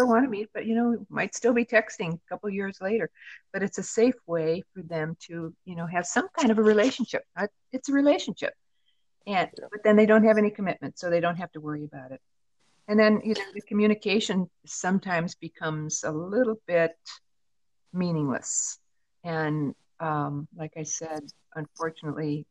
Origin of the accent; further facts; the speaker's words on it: Midwest, United States; now in Southwest, United States; I'm from the Midwest originally, but I moved out to the Southwest